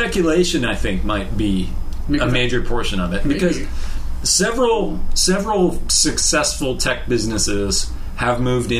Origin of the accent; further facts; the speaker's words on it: San Francisco, California, United States; born there; I was born in San Francisco.